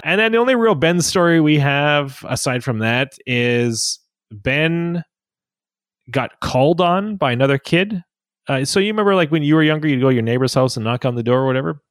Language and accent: English; Saskatchewan, Canada; I grew up in Saskatchewan